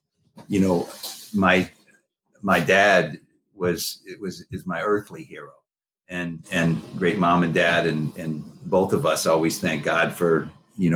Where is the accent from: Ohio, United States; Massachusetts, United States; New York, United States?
Massachusetts, United States; I grew up in Massachusetts